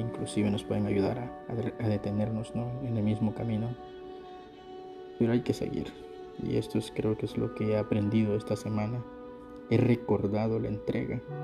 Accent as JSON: {"language": "Spanish", "town": "San Pedro Sula", "region": "Cortés", "country": "Honduras", "tie": "born or raised there", "said": "yo regresé a mi ciudad natal, San Pedro Sula"}